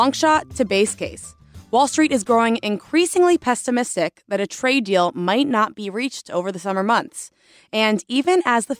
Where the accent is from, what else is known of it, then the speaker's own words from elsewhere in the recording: Florida, United States; You know that I am from South Florida as well. I'm a Gator by birth.